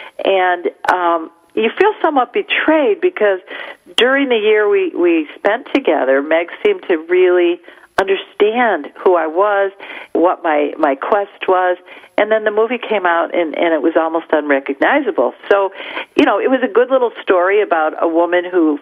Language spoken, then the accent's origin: English; Detroit, Michigan, United States; accent: Midwest; Being from the Midwest, I guess my accent is identifiable to other people